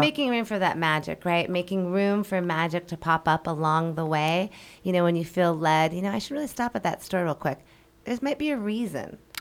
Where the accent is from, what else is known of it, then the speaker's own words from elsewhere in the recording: Denver, Colorado, United States; moved away as an adult; also born or lived in Seattle, Washington / Mexico; now in Hawaii, United States; I'm originally from Denver, Colorado. Grew up there.